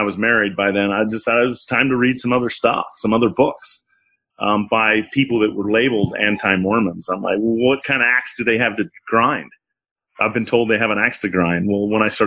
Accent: Utah, United States; coming from Utah, a very white, in the 80s anyway, in the 90s, growing up in Utah

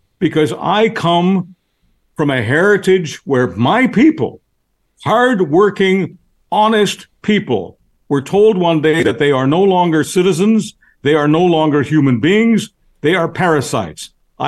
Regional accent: Canada; I am a citizen. I'm a Canadian citizen. The article that I'm most proud of is my Canadian passport.

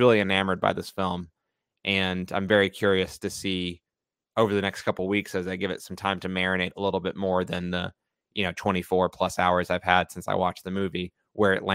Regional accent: United States; we as American viewers

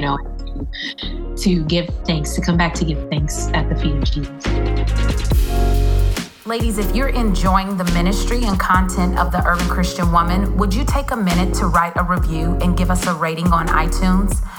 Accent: Orlando, Florida, United States; also born or lived in Philippines / Tampa, Florida; I'm originally from Orlando. I was born in the Philippines, but I was raised in Orlando

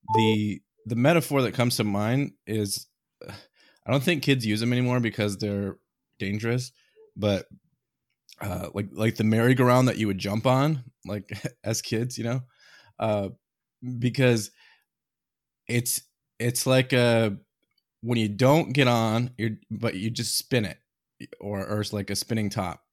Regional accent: Iowa, United States; moved away; I grew up in Iowa originally

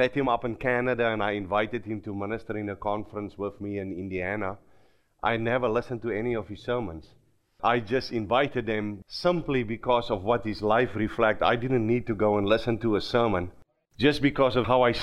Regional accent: South Africa; accent: Afrikaans slang; first language Afrikaans; English is a second language; moved away as an adult; now in Minnesota, United States; I grew up in South Africa

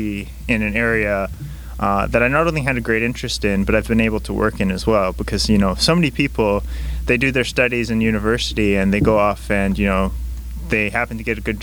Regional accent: Vancouver, British Columbia, Canada; also born or lived in Langley; I'm from Vancouver, and I also spent some time in Langley growing up

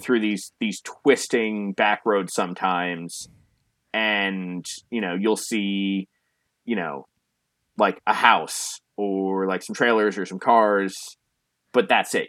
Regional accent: New Jersey, United States; growing up in New Jersey

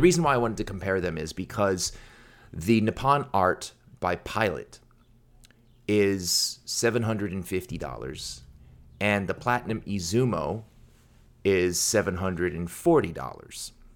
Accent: United States; I was born in America, and my parents didn't really do the best job teaching me to read or pronounce or speak Korean

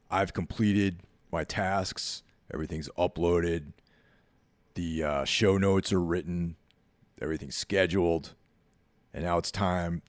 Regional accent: Northeast, United States; growing up in the Northeast, you know, in the tri-state area, snow is like just, you know, that's part of the deal up here.

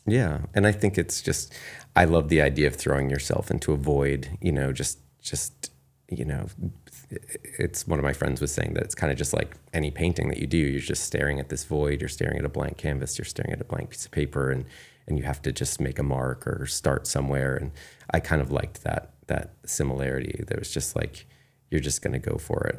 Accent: Kennebunkport, Maine, United States; moved away as an adult; also born or lived in New York City; I definitely had really good friends growing up in Kennebunkport

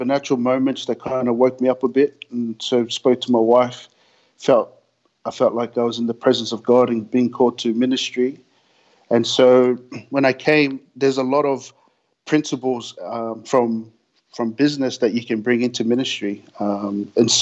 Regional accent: Sydney, New South Wales, Australia; I grew up in Sydney, in Australia, down in the Western Sydney

